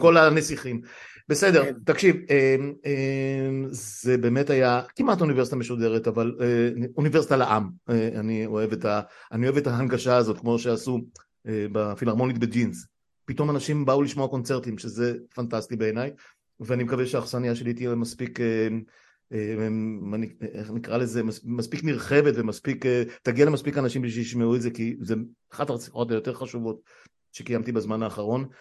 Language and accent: Hebrew; Israel; אני נולדתי פה בארץ